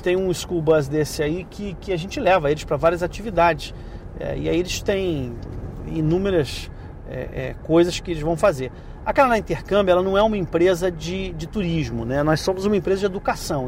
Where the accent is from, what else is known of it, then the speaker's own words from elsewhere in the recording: Brazil; eu, como brasileiro